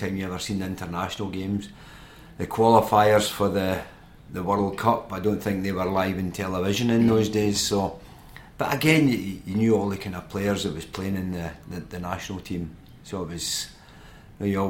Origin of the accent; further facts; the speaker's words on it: Scotland, United Kingdom; being a Scotsman